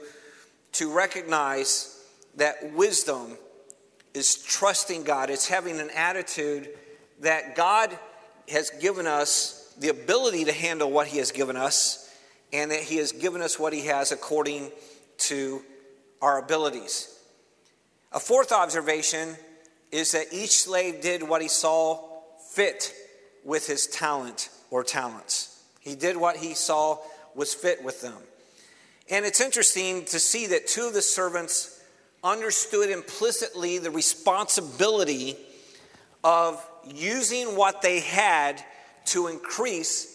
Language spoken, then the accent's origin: English; Cleveland, Ohio, United States; moved away; I'm originally from Cleveland, Ohio